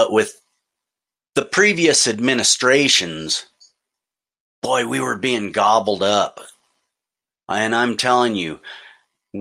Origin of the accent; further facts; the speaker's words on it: United States; As an American